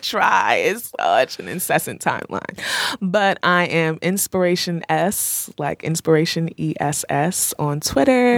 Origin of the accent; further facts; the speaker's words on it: Rahway, New Jersey, United States; moved away; I'm from Rahway